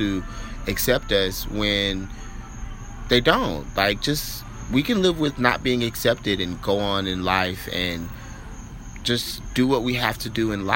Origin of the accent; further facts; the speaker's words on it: Orlando, Florida, United States; I'm from Orlando, Florida